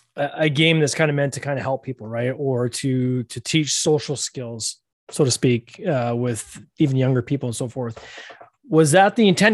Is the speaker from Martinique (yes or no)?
no; Canada; We're both Canadian